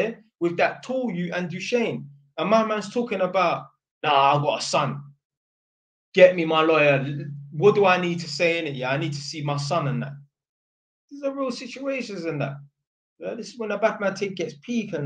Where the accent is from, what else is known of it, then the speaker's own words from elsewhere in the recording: London, United Kingdom; I didn't even tell him I was from Edmonton